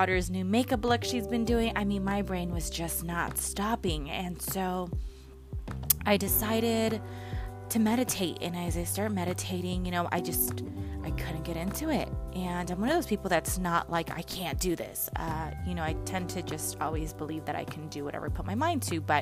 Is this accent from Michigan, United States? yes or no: no; San Jose, California, United States; moved away as an adult; now in Los Angeles, United States; I'm originally from San Jose. And for those that may not know, that's about 30 minutes, 40 minutes south of San Francisco, Northern California.